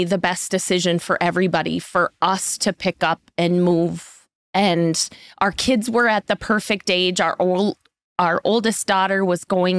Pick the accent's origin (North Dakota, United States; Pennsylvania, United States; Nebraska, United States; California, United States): North Dakota, United States; Castleton; I am originally from Castleton, North Dakota.